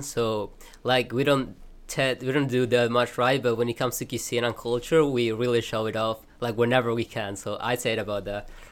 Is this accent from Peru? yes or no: yes; Peru; moved away as an adult; now in Kraków, Poland; I'm from Peru